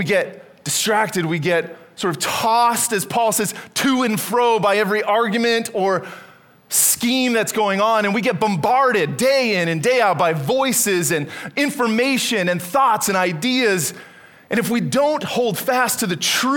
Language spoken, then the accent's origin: English; Canada; moved away as an adult; I was born and raised in Canada